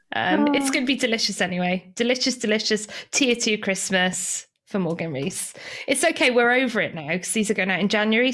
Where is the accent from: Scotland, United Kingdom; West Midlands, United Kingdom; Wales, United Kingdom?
Wales, United Kingdom; I have picked some of my most talented favourite people from my home country. So if my accent doesn't make sense, it's because I'm amongst my peers and my home people, and I sound completely different when I'm at home.